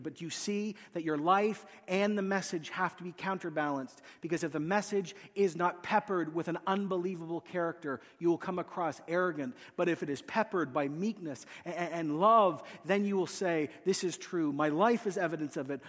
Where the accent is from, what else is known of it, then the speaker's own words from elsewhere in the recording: Quito, Pichincha, Ecuador; moved away; I grew up in a city called Quito